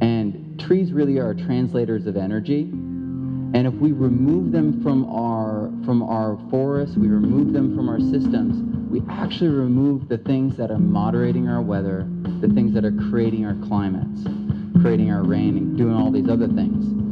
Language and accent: English; Central Valley, California, United States; I'm from the Central Valley